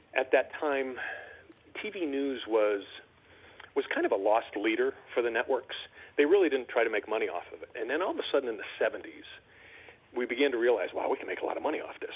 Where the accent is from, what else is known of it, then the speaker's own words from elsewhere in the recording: West Hartford, Connecticut, United States; moved away as an adult; I was born and raised in West Hartford and uh, lived there for up, you know, my first uh, 28, 29 years